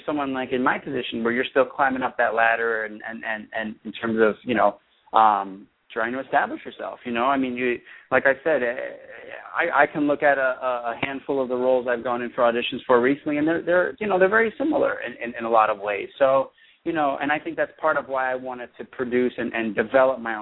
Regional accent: East Coast, United States; moved away as an adult; also born or lived in New York; now in Los Angeles, United States; I'm from the East Coast originally

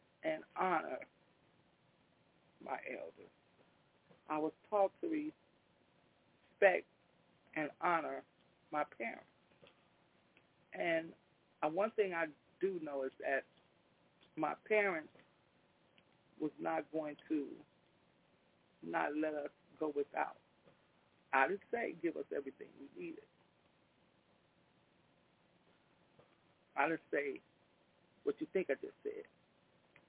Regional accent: Chicago, Illinois, United States; also born or lived in Englewood, south side of Chicago; We was raised up on the west side of Chicago, between Central Park and Holman

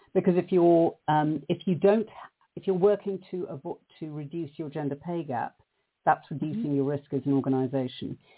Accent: South Africa; moved away; the hideous society that I grew up in South Africa

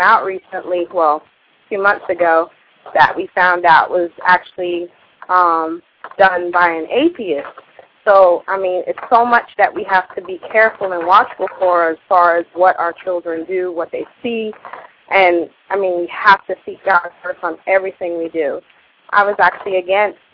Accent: South Florida, United States; I grew up in South Florida

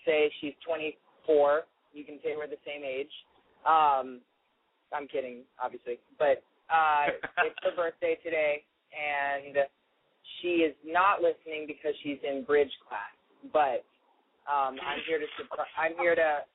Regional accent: Nashville, Tennessee, United States; moved away as an adult; now in New York, United States; I'm from Nashville originally, and I grew up singing, like, gospel music

